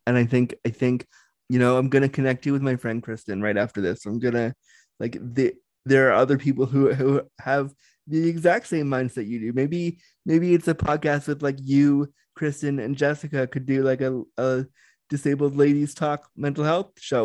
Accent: Canada; I'm Canadian

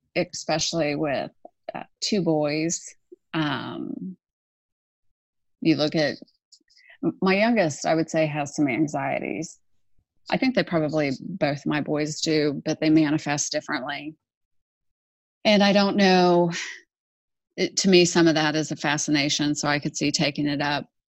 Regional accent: Houston, Texas, United States; I grew up in Houston actually, and I grew up on a golf course.

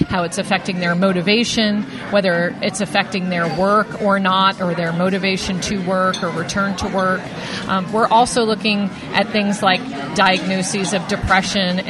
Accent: New York, United States; now in Mississippi, United States; I'm from New York

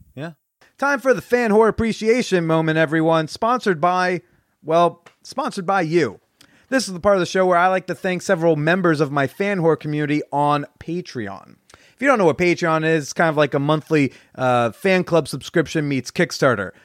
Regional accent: Bergen County, New Jersey, United States; I grew up in Bergen County, New Jersey.

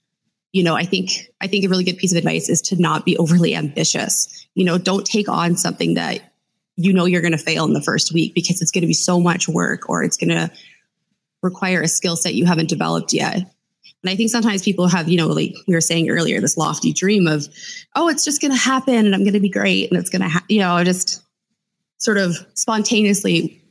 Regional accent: Canada; I'm Canadian

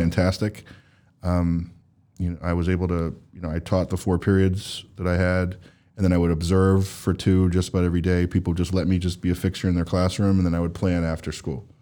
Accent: New Jersey, United States; now in Boston, United States; I'm from New Jersey

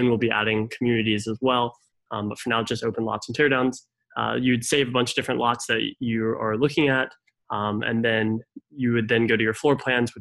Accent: Raleigh, North Carolina, United States; I'm originally from Raleigh, Durham

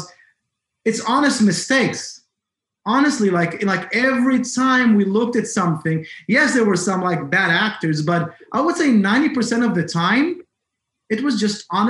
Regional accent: Israel; now in Massachusetts, United States; originally, I'm from Israel.

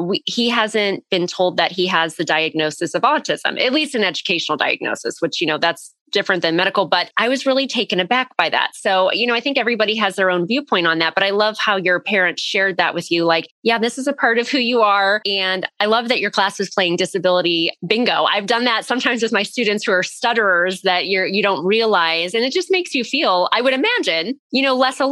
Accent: Northeast Ohio, United States; I'm from Northeast Ohio.

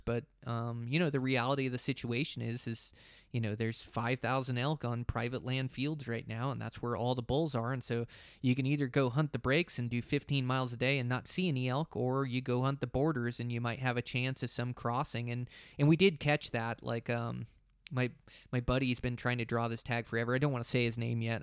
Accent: Montana, United States; my home state of Montana

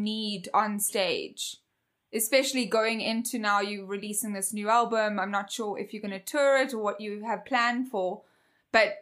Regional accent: South Africa; moved away; my hometown, South Africa

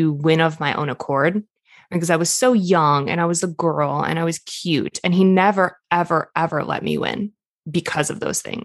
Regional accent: Boston, Massachusetts, United States; I grew up in Boston

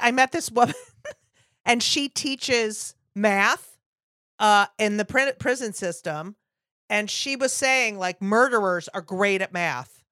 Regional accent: New Jersey, United States; I grew up in New Jersey

